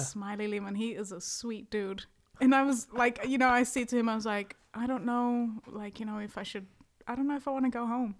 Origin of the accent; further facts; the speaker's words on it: Kinross, Mpumalanga, South Africa; also born or lived in New Zealand; now in Los Angeles, United States; I was born in a town called Kindros